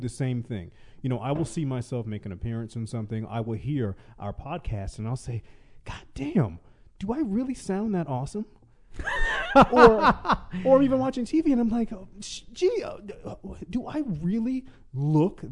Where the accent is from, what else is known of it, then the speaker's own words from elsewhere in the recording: the South, United States; now in Los Angeles, United States; I was born and raised in the South